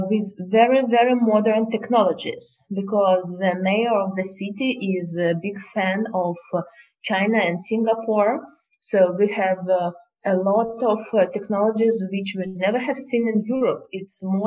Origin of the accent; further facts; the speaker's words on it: Moscow, Russia; we are from Moscow and we live in Moscow.